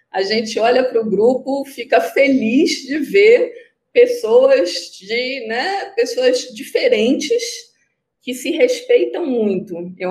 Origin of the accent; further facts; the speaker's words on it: North Region, Brazil; Sim, eu sou nortista.